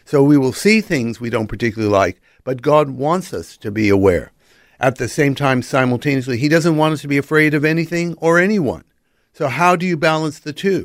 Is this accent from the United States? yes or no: yes; Los Angeles, California, United States; accent: American; moved away; also born or lived in Pacific Northwest / United Kingdom; Born and raised in Los Angeles, then moved to the Pacific Northwest